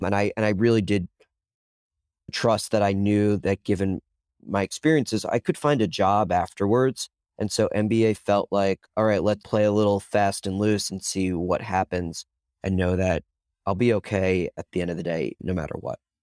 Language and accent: English; New York, United States; moved away as an adult; now in Chapel Hill, United States; the New Yorker that I am